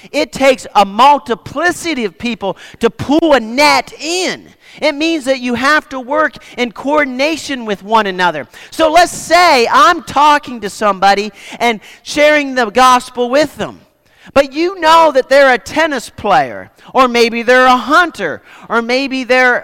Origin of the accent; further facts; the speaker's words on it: Nova Scotia, Canada; I grew up in Nova Scotia, Canada